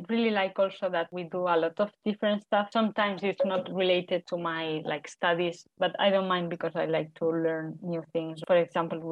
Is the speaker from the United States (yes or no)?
no; Tarragona, Catalonia, Spain; accent: Spanish; English is a second language; moved away as an adult; also born or lived in Barcelona, Spain; now in Finland; I'm from Tarragona, a town in Spain.